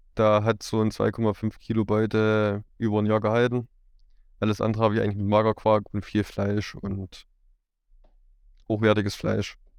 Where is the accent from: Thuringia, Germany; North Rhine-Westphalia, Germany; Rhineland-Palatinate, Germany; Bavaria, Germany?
Thuringia, Germany; Erfurt region; Ich komme so aus Erfurt, in der Region Erfurt